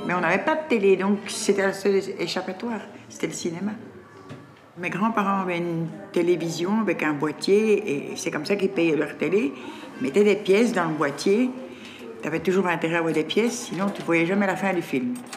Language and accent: French; Brussels, Brussels-Capital Region, Belgium; Depuis le 31 janvier 1953, je vis à Laken